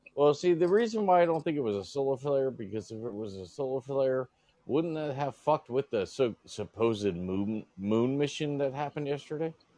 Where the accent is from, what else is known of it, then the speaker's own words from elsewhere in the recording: Florida, United States; I'm from Florida